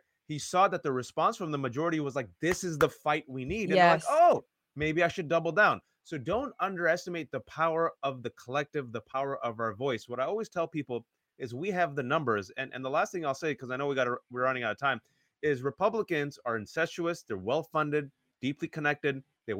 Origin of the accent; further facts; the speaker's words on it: the Bay Area, California, United States; I'm from the Bay.